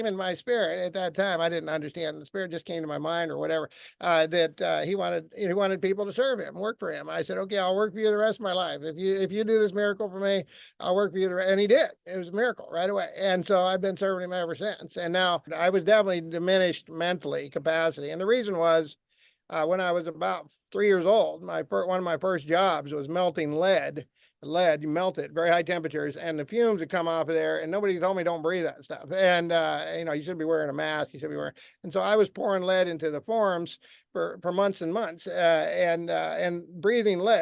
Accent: Alaska, United States; also born or lived in Anchorage, Alaska; I was born in Alaska, and it was the most sinful place you could possibly imagine. And it still is. Now it has pockets of Christianity

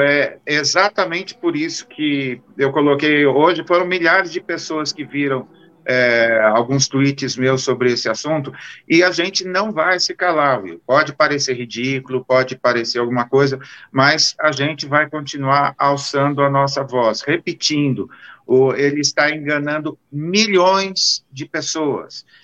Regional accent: Marília, São Paulo, Brazil; Marília, a minha terra, tem trezentos mil habitantes

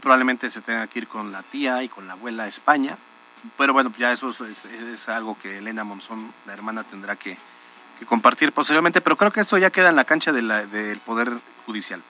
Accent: Puebla, Mexico; como, poblanos

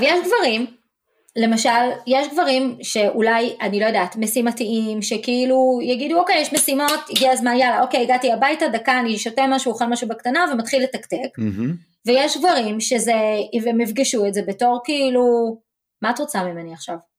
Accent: Israel; now in Dallas, United States

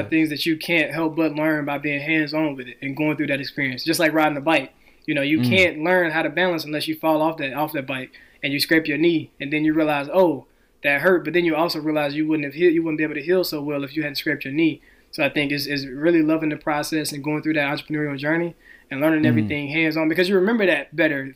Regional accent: Helena, Arkansas, United States; now in Los Angeles, United States; I grew up in Helena, so that's Southeast Arkansas, a really poor

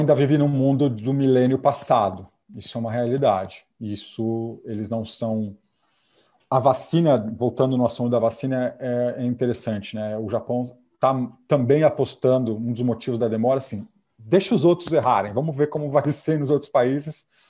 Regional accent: Brazil; moved away as an adult; now in Japan; se eu sou brasileiro

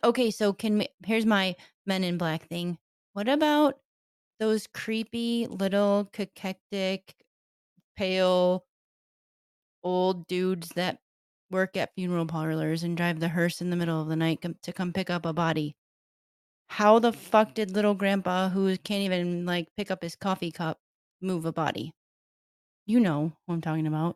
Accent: Detroit, Michigan, United States; I grew up in Detroit

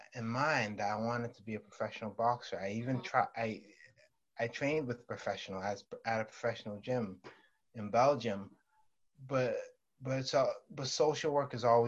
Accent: Stockholm, Stockholm County, Sweden; English is a second language; I was born and raised in Sweden, Stockholm, Sweden

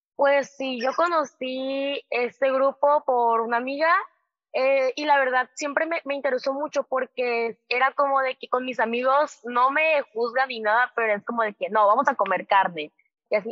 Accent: southern Mexico, Mexico; now in Monterrey, Mexico; yo soy

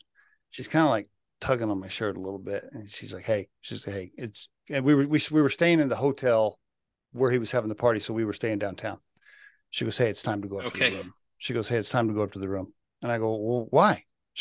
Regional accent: Oklahoma, United States; now in Colorado, United States; I grew up in Oklahoma.

